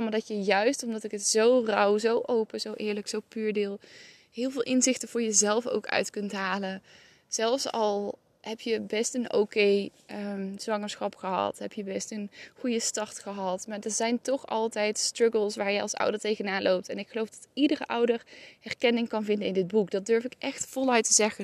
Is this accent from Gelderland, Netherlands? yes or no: no; North Brabant, Netherlands; waar ik ben opgegroeid in Brabant